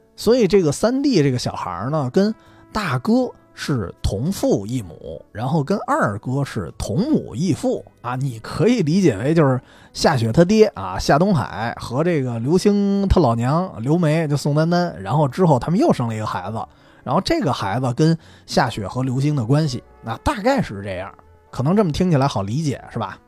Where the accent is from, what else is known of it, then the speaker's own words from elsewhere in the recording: Beijing, China; 我作为一个北方人